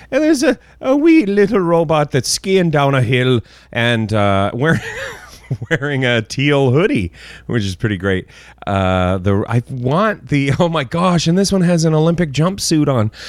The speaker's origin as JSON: {"language": "English", "country": "Canada", "said": "as a Canadian"}